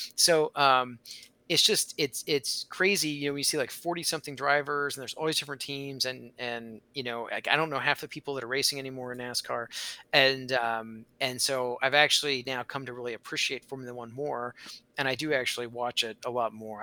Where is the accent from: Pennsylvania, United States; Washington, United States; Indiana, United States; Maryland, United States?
Indiana, United States; I grew up in Indiana